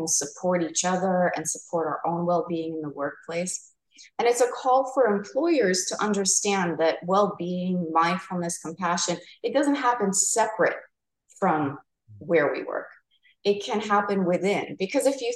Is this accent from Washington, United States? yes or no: no; New York, United States; now in Arizona, United States; I'm from New York